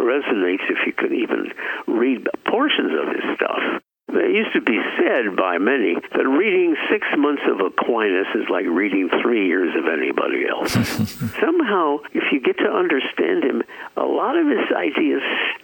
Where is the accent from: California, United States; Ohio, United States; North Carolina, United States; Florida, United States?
California, United States; San Francisco; Born and raised in San Francisco, city by the Golden Gate.